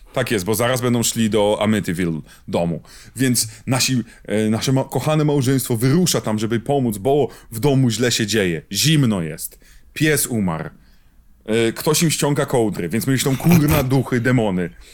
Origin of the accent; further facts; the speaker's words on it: Poland; obaj wywodzimy się z kraju, gdzie wychodził magazyn egzorcysta